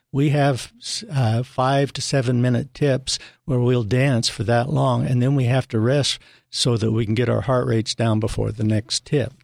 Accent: northern Utah, United States; I'm a native Utahn from northern Utah and moved down, uh, here in nineteen ninety-two

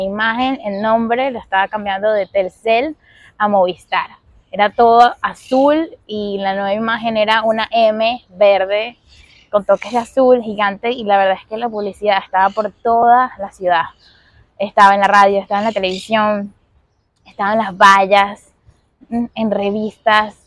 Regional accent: Venezuela; moved away as an adult; also born or lived in Caracas; now in Miami, United States; yo soy venezolana, llevo ya siete años viviendo aquí en Miami

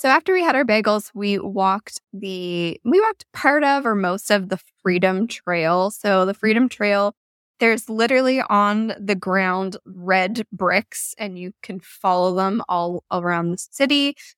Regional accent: Canada; I mean, being Canadian, I feel like we have a little bit of an excuse.

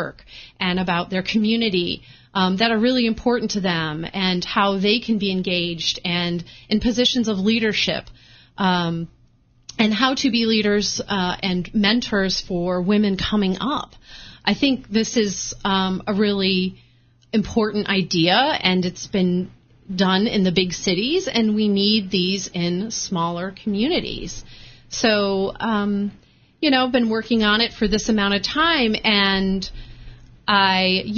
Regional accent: Michigan, United States; born or raised there; moved away as an adult; also born or lived in Chicago, Illinois; now in Rhode Island, United States

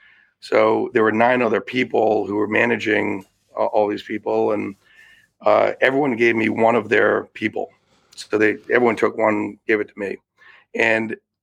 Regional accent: Connecticut, United States; I grew up in Connecticut, and I have one brother

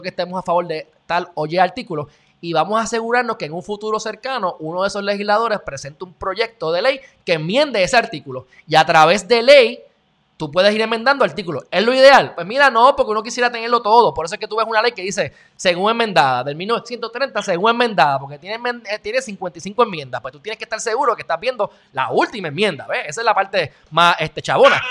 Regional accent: Puerto Rico

